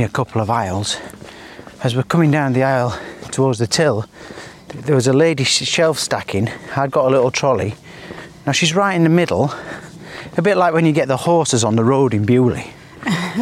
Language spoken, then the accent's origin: English; the north of England, United Kingdom; moved away as an adult; now in Dubai, United Arab Emirates; I'm from the north.